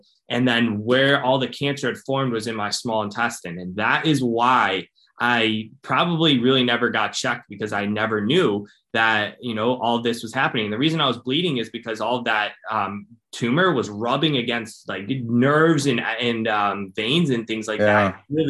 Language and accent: English; Cleveland, Ohio, United States; I'm from Ohio. I'm from Cleveland, Ohio